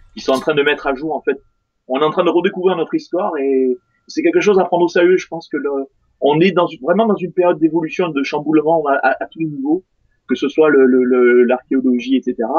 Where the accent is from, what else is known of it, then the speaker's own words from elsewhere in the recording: France; je suis français